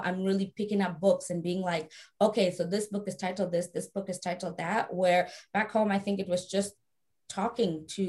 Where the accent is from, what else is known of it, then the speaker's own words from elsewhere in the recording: South Africa; I was raised in South Africa